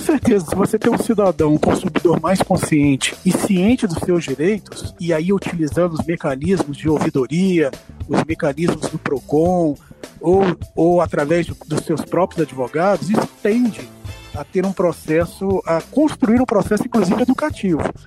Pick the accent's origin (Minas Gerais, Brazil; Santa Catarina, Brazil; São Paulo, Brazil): Minas Gerais, Brazil; Juiz de Fora; also born or lived in Rio de Janeiro; now in Belo Horizonte, Brazil; eu sou nascido lá na cidade do Rio de Janeiro, mas fui criado na nossa mineira Juiz de Fora